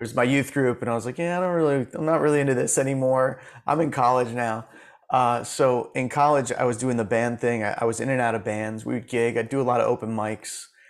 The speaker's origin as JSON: {"language": "English", "town": "Safety Harbor", "region": "Florida", "country": "United States", "tie": "born or raised there", "said": "I grew up in Florida, in Safety Harbor, Florida, which is like a little artsy town near Clearwater, uh, across the bay from Tampa"}